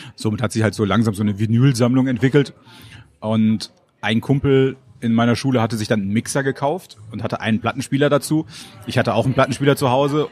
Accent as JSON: {"language": "German", "town": "Moers", "region": "North Rhine-Westphalia", "country": "Germany", "tie": "born or raised there", "also_born_or_lived": "Kamp-Lintfort / Munich / Duisburg", "moved": "as an adult", "lives_now": "Berlin, Germany", "said": "Da habe ich die ersten fünf Jahre meines Lebens verbracht"}